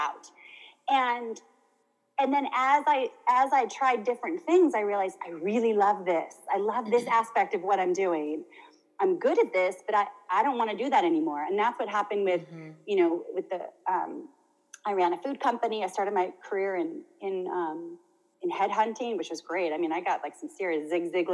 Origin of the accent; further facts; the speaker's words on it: United States; I grew up in America with American, I mean, America's a big continent